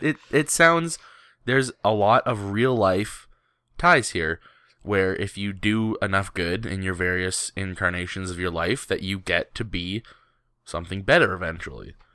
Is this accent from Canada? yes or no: yes; Canada; I'm a Canadian